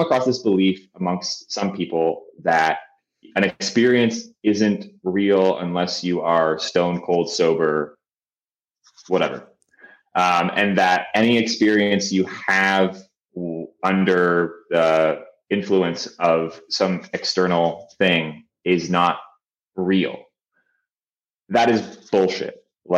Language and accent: English; Canada; I'm Canadian.